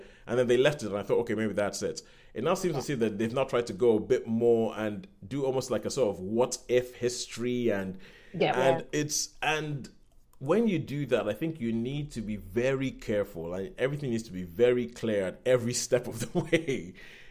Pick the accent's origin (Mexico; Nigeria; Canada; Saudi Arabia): Nigeria; now in United Kingdom; I guess technically speaking I'm British, but I'm Nigerian. So technically speaking, I'm British